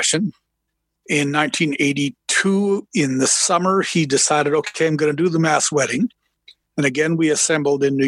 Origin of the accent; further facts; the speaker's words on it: Calgary, Alberta, Canada; I'm from Calgary, Alberta